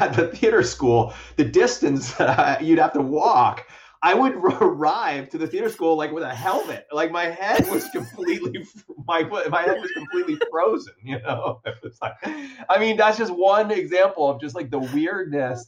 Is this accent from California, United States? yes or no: no; Miami, Florida, United States; moved away as an adult; also born or lived in Chicago; I was from Miami